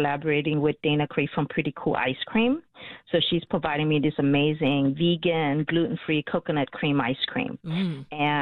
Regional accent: Vietnam; now in Chicago, United States; when we grew up in Vietnam

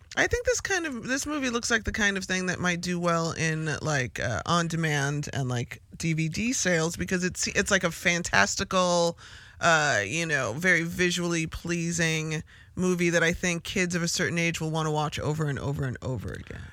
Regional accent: Chicago, Illinois, United States; I'm from Chicago. We love our city

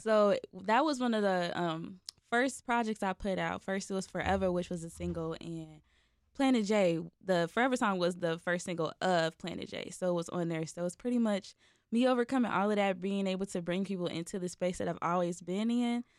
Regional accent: Chicago, Illinois, United States; I'm from Chicago

